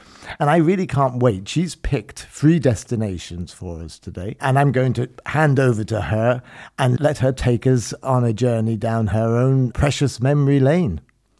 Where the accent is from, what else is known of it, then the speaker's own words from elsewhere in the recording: London, United Kingdom; moved away; I'm actually a Londoner originally